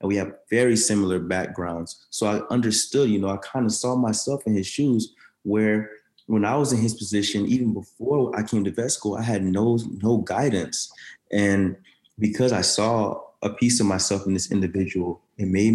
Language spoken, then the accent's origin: English; Orlando, Florida, United States; also born or lived in Daytona Beach, Florida; I'm from Orlando, Florida